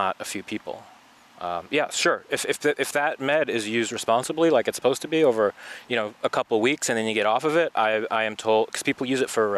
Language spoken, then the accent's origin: English; New York, United States; moved away; We're both from New York here.